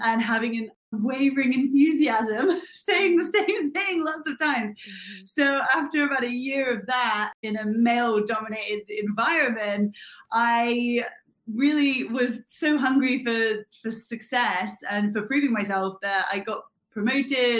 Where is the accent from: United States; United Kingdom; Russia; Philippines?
United Kingdom; Bristol, South West England; moved away as an adult; also born or lived in Gold Coast, Australia; I am from Bristol in the UK. I've spent the last 7 years on the Gold Coast of Australia